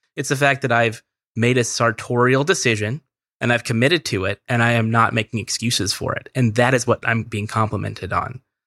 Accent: Merced, California, United States; I'm from Central California, a very small town in Central California called Merced

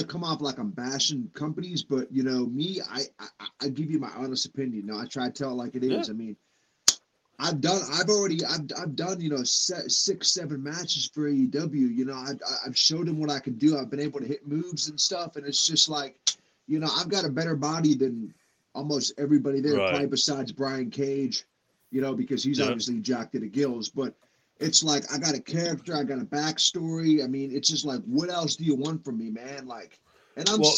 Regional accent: United States; a guy from the States

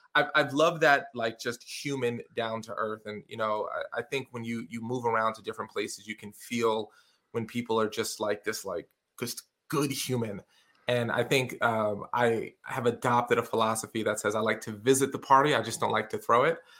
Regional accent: New York City, New York, United States; moved away as an adult; also born or lived in Syracuse area, New York / Binghamton, New York; now in Syracuse, United States; I grew up in the projects in a place called Canarsie

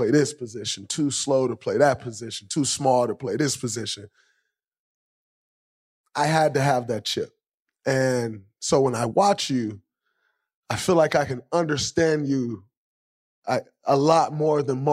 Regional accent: Michigan, United States; growing up in Michigan

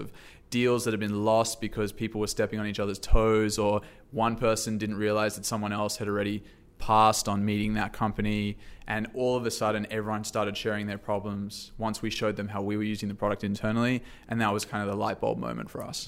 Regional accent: Sydney, New South Wales, Australia; moved away as an adult; now in San Francisco, United States; originally from Sydney, Australia. Um, moved here for a job

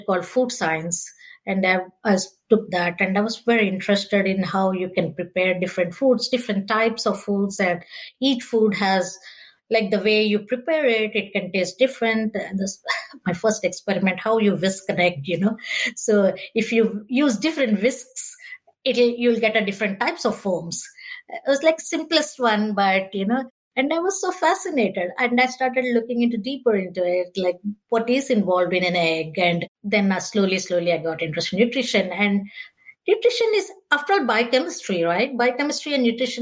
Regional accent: India; now in United States; I'm from India originally

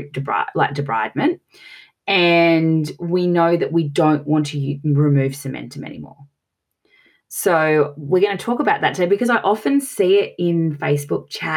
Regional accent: Australia; accent: Australian; as you can tell from my piercing accent, I'm from Australia

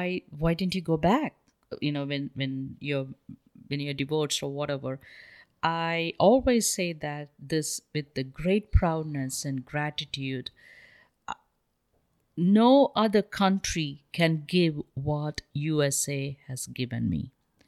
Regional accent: India; I want to write a book because I grew up in India in a very, very powerful family.

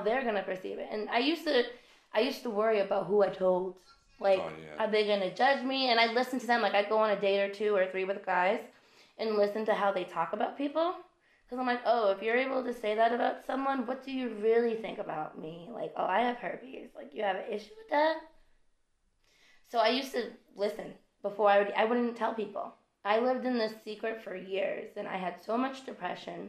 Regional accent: Massachusetts, United States; moved away as an adult; I'm from Massachusetts. I left Massachusetts.

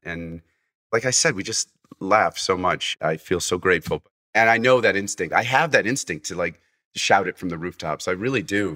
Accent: Fairfield, Connecticut, United States; also born or lived in Massachusetts; I was born in Fairfield, so I grew up in Fairfield

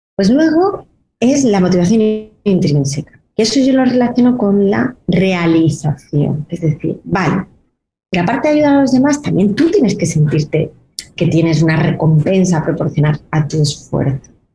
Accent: Granada, Andalusia, Spain; soy de Granada

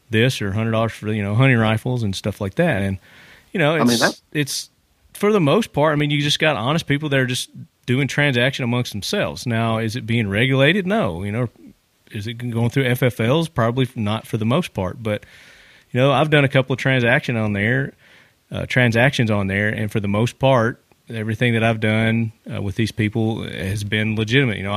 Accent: United States; I'm an American.

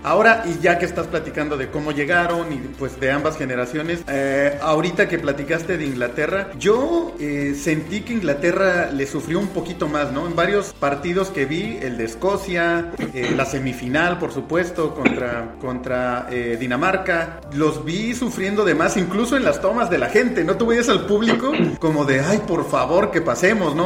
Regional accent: Mexico; acá en México

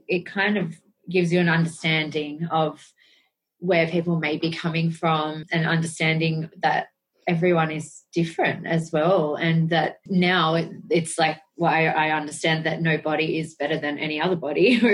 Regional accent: Sydney, New South Wales, Australia; I grew up in Sydney, Australia, in the suburb of Picnic Point.

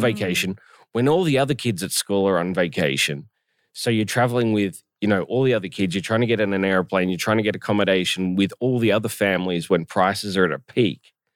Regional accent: Australia; moved away; even as an Australian

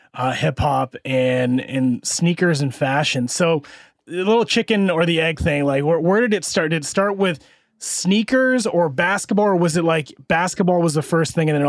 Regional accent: Iowa, United States; So I grew up in Iowa in the Midwest, so we had WGN.

